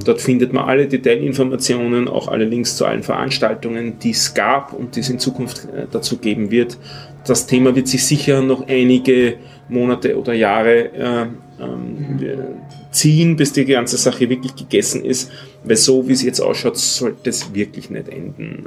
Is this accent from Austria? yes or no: yes; Austria; wo unsere Innenministerin äh, wieder zitiert worden ist